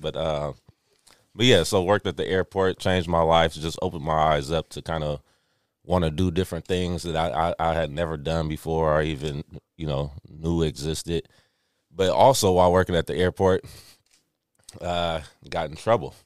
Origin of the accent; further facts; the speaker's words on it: Richmond, United States; I grew up in Richmond